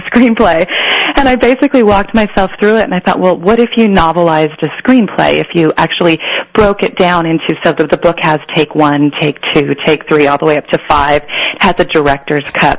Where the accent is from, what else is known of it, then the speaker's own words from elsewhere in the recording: San Joaquin Central Valley, Northern California, United States; moved away as an adult; also born or lived in Iowa / Berkeley / Los Angeles; I was born in Iowa, but we were there for about three months, and then we moved to California, and I was raised in Northern California, up in the California um, San Joaquin Central Valley